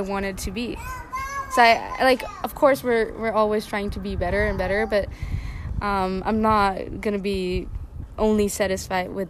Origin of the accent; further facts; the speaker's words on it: Nagybajcs, Győr-Moson-Sopron, Hungary; moved away as an adult; also born or lived in Switzerland; now in Luxembourg; So I come from a small town in Hungary. It's called Nagybajcs. And I grew up mostly there